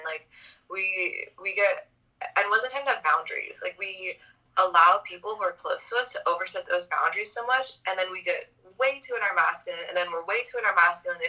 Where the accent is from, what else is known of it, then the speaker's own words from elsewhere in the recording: Hawaii, United States; moved away; also born or lived in Los Angeles; I grew up in Hawaii